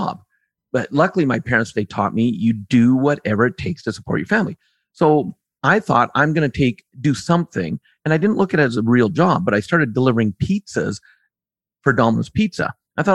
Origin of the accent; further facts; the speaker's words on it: Canada; also born or lived in central Alberta; I live in central Alberta in Canada, born and bred Canadian